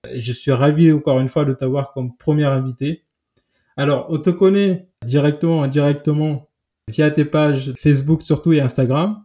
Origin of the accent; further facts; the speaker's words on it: Santa Catarina, Santiago, Cape Verde; moved away; Je suis de Santa Catarina